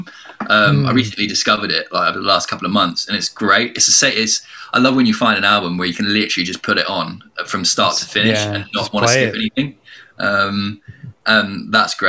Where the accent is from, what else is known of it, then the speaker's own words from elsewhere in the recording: Ireland; I grew up in Ireland